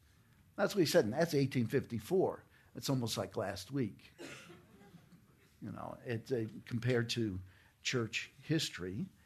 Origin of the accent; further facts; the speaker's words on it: New York, United States; I was raised in New York, okay, New York City, New York, just Westchester County, for anybody who has ever been there.